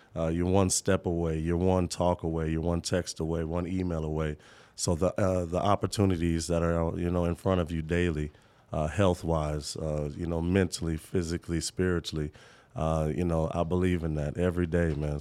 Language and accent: English; Topeka, Kansas, United States; I'm from Topeka, Kansas